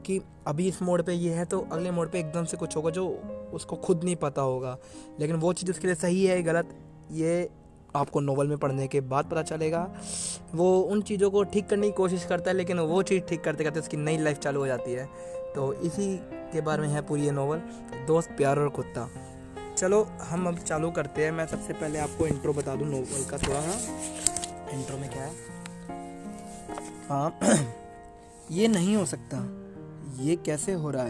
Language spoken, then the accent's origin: Hindi; New Delhi, Delhi, India; मैं न्यू दिल्ली से हूँ